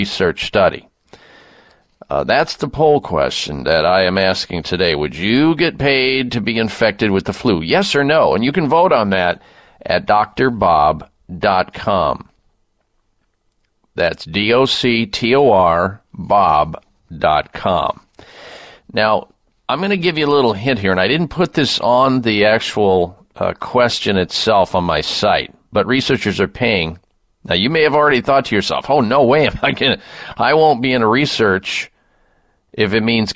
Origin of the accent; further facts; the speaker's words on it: Midwest, United States; I grew up in the Midwest